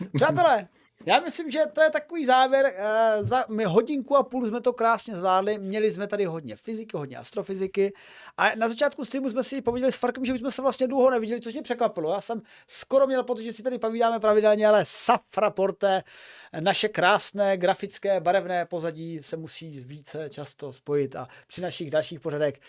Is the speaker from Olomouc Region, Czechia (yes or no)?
yes; Olomouc, Olomouc Region, Czechia; jsem z Olomouce